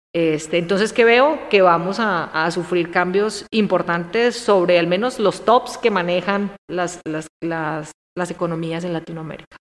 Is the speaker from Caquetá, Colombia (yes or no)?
no; Armenia, Quindío, Colombia; moved away as an adult; now in Mexico; Yo nací ahí, soy armenia, de Armenia, ¿vale? soy cuyabra. Y tomamos café. Entonces tomo café desde niña